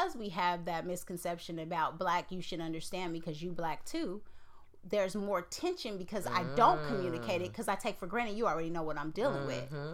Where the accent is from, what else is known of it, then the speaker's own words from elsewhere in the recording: Oakland, California, United States; I'm from Oakland, California.